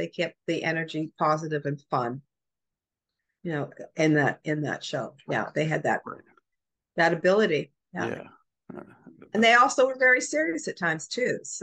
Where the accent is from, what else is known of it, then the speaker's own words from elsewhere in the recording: Canada; moved away; also born or lived in New York; I lived in New York or I'm Canadian